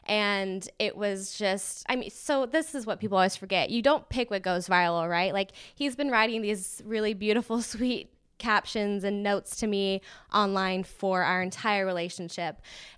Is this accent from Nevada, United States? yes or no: yes; Las Vegas, Nevada, United States; and I'm from Vegas originally, like we've mentioned, so we wanted to get back to the desert